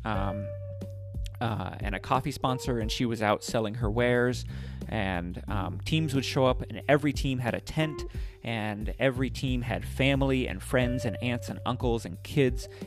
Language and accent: English; United States; my bad Spanish and my bad accent because I'm, I'm I'm a gringo